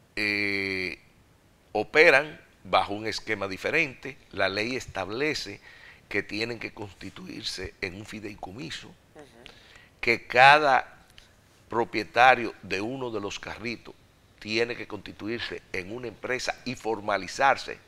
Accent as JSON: {"language": "Spanish", "country": "Dominican Republic", "said": "viajando a torneos internacionales, representando el país"}